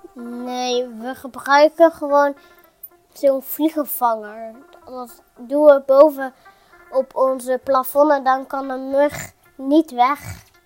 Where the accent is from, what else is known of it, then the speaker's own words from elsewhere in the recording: Netherlands; ik kom gewoon uit Nederland